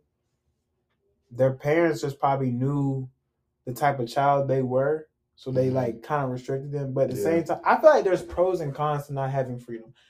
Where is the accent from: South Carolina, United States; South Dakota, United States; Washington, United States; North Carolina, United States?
North Carolina, United States; Greensboro; I'm from Greensboro, North Carolina